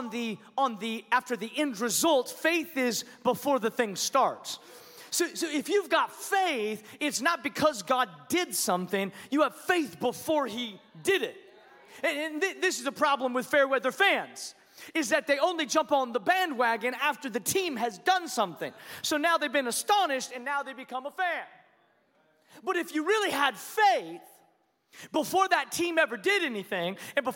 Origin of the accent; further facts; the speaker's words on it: Washington, United States; now in Allen, United States; I grew up in Washington State, and so I'm a Seattle Seahawks fan